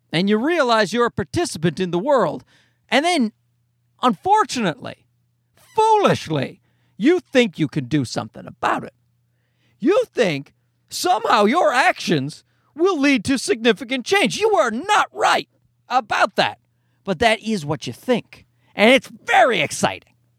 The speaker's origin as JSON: {"language": "English", "country": "Canada", "said": "as a Canadian"}